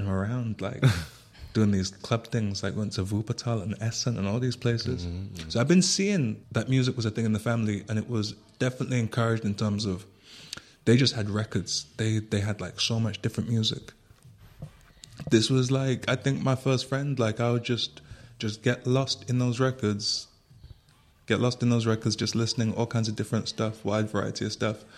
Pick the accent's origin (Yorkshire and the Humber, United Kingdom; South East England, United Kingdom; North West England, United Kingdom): North West England, United Kingdom; Manchester; now in Berlin, Germany; I was born and raised in Manchester